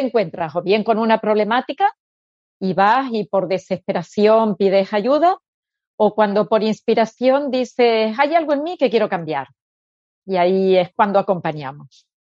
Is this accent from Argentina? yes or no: yes; Argentina; moved away as an adult; now in Spain; como nací en Argentina y era muy línea psicoanalítica, con 18 años hice psicoanálisis, ahí empecé. Y con 30 fue cuando vine aquí a España.